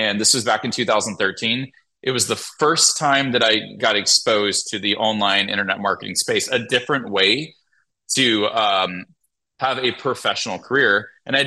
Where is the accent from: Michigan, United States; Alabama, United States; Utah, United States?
Alabama, United States; Montgomery; moved away; I was born and raised in Montgomery, Alabama